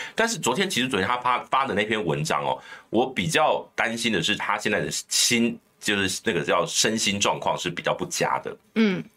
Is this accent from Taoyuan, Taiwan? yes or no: yes; Bade, Taoyuan, Taiwan; 我的故乡桃园巴德